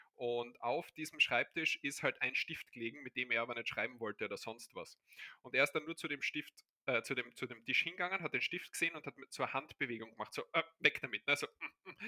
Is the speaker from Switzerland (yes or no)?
no; Austria; also born or lived in Barcelona; bei uns der ORF